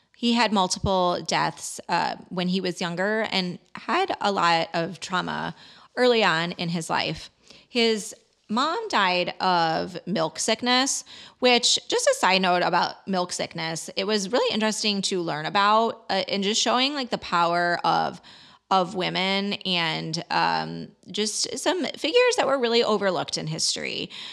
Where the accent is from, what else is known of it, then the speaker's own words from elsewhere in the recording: Chicago area, Illinois, United States; I am from Illinois and, um, growing up in the Chicago area